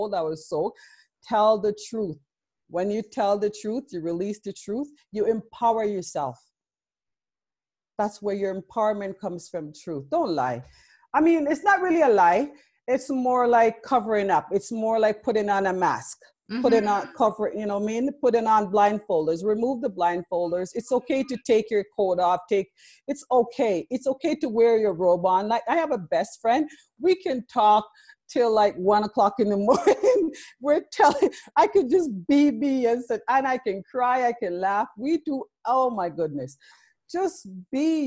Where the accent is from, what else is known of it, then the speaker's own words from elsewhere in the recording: Jamaica; now in Canada; I love being Jamaican or being born there